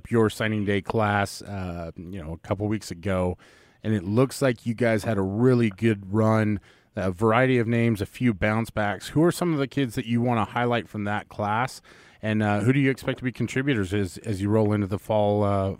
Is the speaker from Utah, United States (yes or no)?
yes; Ephraim, Utah, United States; my hometown of Ephraim.